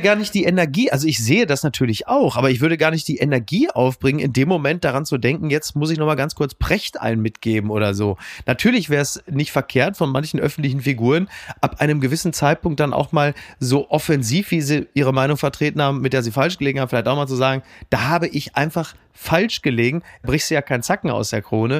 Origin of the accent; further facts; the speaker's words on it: Germany; uns ja als Deutsche